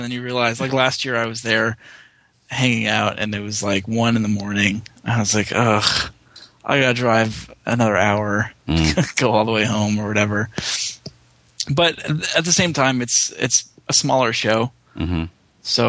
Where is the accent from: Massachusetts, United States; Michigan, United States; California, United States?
Massachusetts, United States; now in Los Angeles, United States; I'm from Massachusetts, like 40 minutes outside of upstate New York. But my mom's from Brooklyn, and so it's always been a part of our family. We have lots of family down in Long Island and in the city.